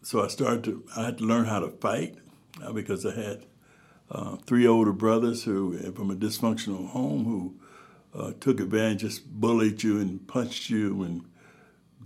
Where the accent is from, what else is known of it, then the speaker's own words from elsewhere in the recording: Youngstown, Ohio, United States; also born or lived in Alabama; now in Akron, United States; Raised in Youngstown, actually, yeah. Started kindergarten in Youngstown, Ohio when I was five. So I came when I was three, started school in Youngstown